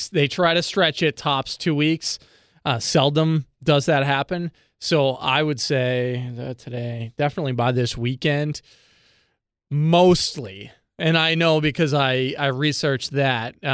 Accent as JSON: {"language": "English", "town": "Boston", "region": "Massachusetts", "country": "United States", "said": "I'm from Boston."}